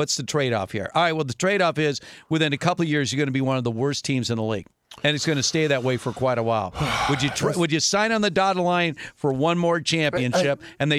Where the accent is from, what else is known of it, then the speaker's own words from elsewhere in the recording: Los Angeles, California, United States; I've been a lifelong fan of the Lakers growing up in Los Angeles